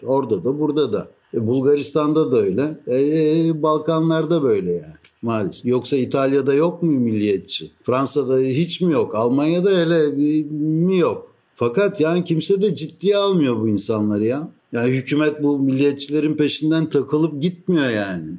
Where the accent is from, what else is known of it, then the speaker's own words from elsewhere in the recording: Istanbul, Turkey; now in Athens, Greece; ben İstanbullu bir Rum'um